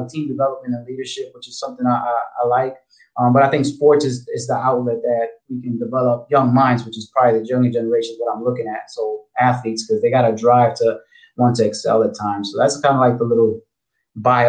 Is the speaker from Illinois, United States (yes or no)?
no; New York City, New York, United States; moved away as an adult; also born or lived in Fort Bragg, North Carolina / Florida; I'm originally from New York. I'm from the Bronx, Puerto Rican